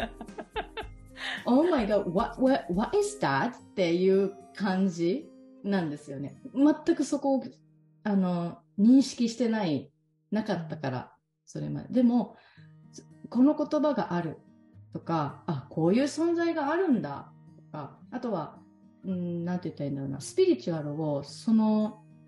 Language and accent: Japanese; Ehime, Japan; moved away as an adult; now in Kagawa, Japan; もともとは、地元、地元というか、生まれは愛媛県